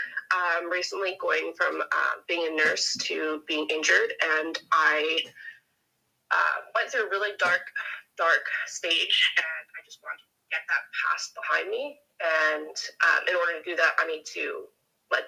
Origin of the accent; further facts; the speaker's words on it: Kelowna, British Columbia, Canada; moved away as an adult; now in Surrey, Canada; So I'm from Canada. Born and raised in Kelowna, but I'm currently living in Surrey, BC.